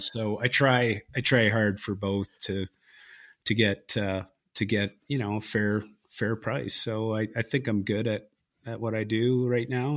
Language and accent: English; Victoria, British Columbia, Canada; my hometown of Victoria, Br-, British Columbia